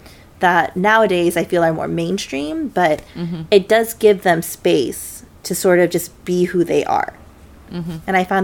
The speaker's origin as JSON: {"language": "English", "town": "Toronto", "region": "Ontario", "country": "Canada", "tie": "born or raised there", "moved": "yes", "lives_now": "United States", "said": "I was born in Toronto."}